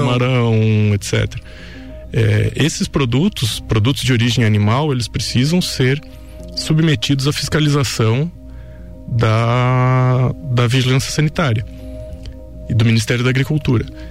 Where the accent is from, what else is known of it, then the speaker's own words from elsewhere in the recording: Lages, Santa Catarina, Brazil; also born or lived in Rio do Sul / Blumenau / Caçador; eu sou nascido aqui em Lages, né? Sou natural de Lages, cria da terra. É, vivi e, e, cresci a minha vida toda aqui